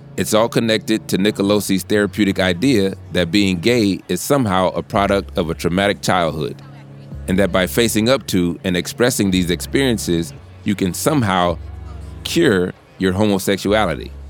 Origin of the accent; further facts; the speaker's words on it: the South, United States; I'm from the South. I grew up in the church